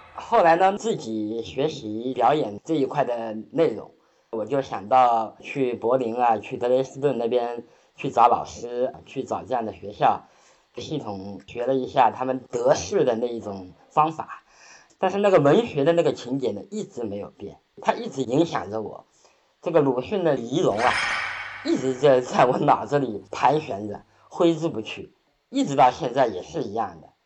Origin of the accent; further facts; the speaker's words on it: Shaoxing, Zhejiang, China; 像我的生活就是出生在绍兴嘛